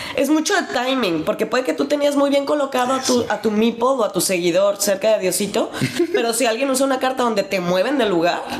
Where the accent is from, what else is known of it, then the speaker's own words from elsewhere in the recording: Mexico; now in Germany; nosotros como buenos mexicanos